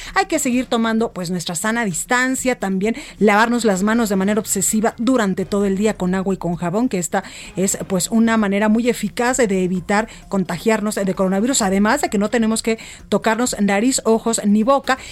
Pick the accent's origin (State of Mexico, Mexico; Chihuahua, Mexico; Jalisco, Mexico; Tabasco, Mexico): Jalisco, Mexico; Guadalajara; now in Mexico City, Mexico; en Guadalajara, Jalisco, en mi tierra, en la Perla Tapatía